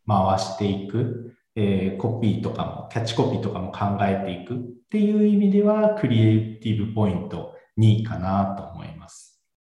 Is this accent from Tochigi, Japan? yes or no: no; Fukuoka, Japan; moved away as an adult; also born or lived in Tokyo / Shizuoka; now in Shiiba, Japan; 博多で生まれて、えー、大学で上京して